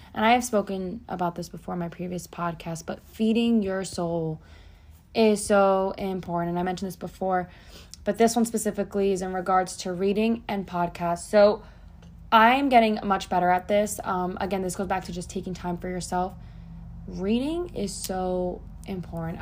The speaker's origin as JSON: {"language": "English", "region": "New Jersey", "country": "United States", "tie": "born or raised there", "moved": "as an adult", "lives_now": "Florida, United States", "said": "I was born and raised in Jersey, and at 24, I left and came to Florida"}